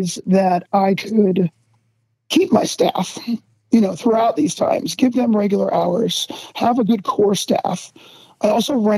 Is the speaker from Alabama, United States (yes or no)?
no; New Jersey, United States; now in Paso Robles, United States; I'm originally from South and Central Jersey, close to Philadelphia